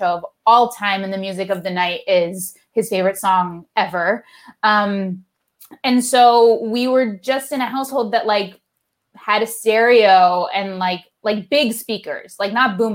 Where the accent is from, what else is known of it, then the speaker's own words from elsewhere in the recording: West Hartford, Connecticut, United States; I grew up in West Hartford, Connecticut.